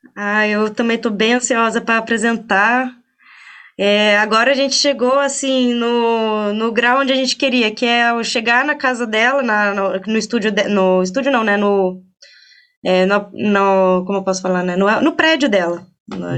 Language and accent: Portuguese; Bragança Paulista, São Paulo, Brazil; eu sou de Bragança Paulista, né? Eu nasci aqui